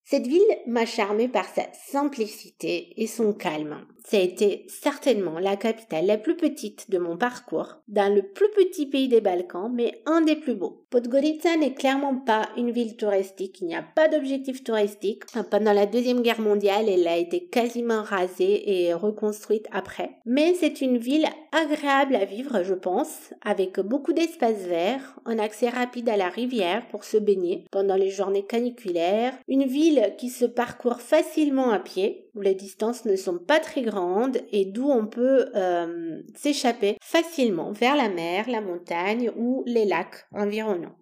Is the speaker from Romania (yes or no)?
yes; Bucharest, Romania; French is a second language; moved away as an adult; Je suis née en Roumanie où j'ai grandi jusqu'à mes 20 ans.